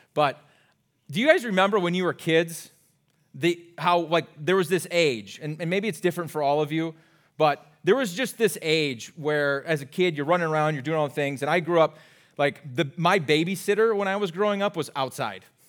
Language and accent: English; Iowa, United States; moved away as an adult; now in Minnesota, United States; I grew up in Iowa